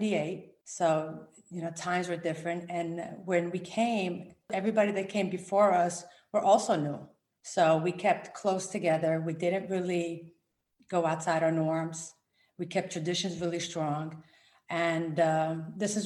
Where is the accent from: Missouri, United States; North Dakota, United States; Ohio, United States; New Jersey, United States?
New Jersey, United States; also born or lived in Rome, Italy; now in Connecticut, United States; I was born in Rome, Italy, and I came to the US when I was 7. And I grew up in New Jersey.